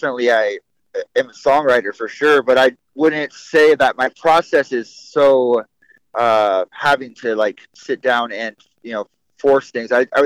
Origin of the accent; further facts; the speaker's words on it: California, United States; also born or lived in Washington; my mom lived in the East Bay in California. My dad up in, like, the smaller town in, you know, the Living Peninsula, Washington